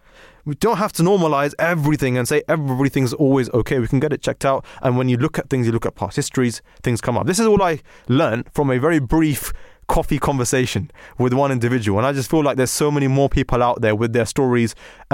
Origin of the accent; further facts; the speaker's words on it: Pakistan; what we would like to call in our households, I'm a Pakistani, you know, a Desi analysis.